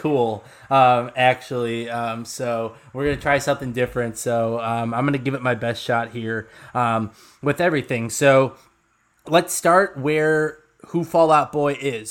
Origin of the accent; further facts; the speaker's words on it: Lombard, Illinois, United States; where I grew up in Lombard